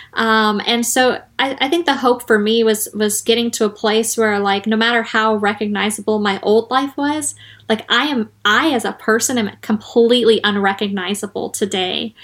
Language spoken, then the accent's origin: English; Arizona, United States; moved away; my home state of Arizona